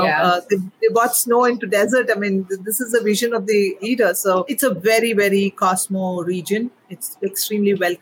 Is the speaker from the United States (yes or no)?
no; Kerala, India; moved away as an adult; now in Dubai, United Arab Emirates; I'm a proud Indian. I'm born and raised there.